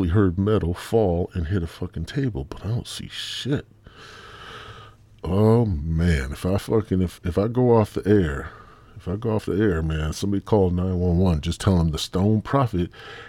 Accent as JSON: {"language": "English", "region": "Midwest", "country": "United States", "said": "I'm from the Midwest"}